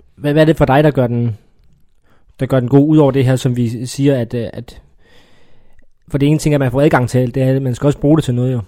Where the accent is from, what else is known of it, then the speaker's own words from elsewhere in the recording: Funen, Southern Denmark, Denmark; jeg er jo fynbo